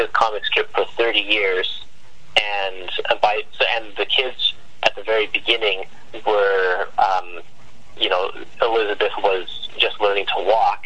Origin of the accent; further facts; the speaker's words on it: Canada; And I'm Canadian. I live in Vancouver.